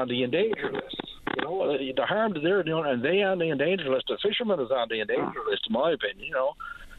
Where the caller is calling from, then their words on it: Long Harbour, Newfoundland and Labrador, Canada; I'm calling from Long Harbour, by the way.